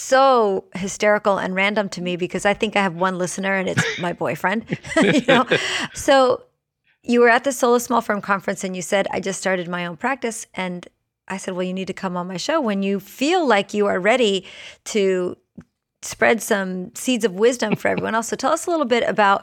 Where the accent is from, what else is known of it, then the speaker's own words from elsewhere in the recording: Florida, United States; I am from Florida